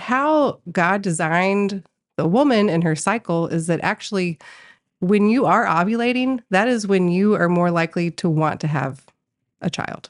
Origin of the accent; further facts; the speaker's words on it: Colorado, United States; moved away as an adult; now in Tulsa, United States; I am from Colorado